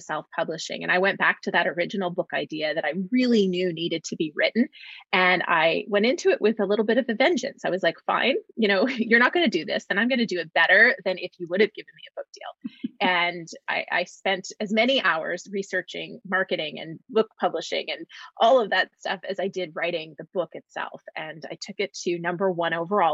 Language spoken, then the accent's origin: English; Canada; moved away as an adult; now in Los Angeles, United States; I'm actually a Canadian who calls Los Angeles, California home